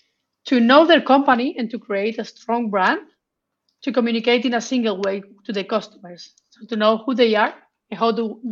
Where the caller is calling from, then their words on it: Madrid, Community of Madrid, Spain; From Madrid.